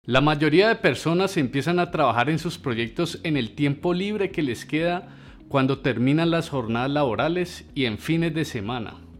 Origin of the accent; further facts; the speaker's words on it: Colombia; como colombianos